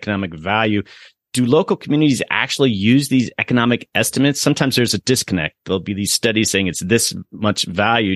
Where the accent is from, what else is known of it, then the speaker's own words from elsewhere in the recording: Florida, United States; I grew up with it in Florida